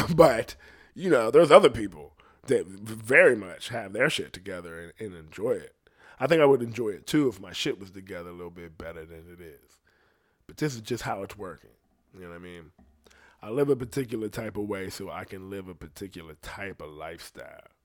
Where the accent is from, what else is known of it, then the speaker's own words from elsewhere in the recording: United States; I'm from America.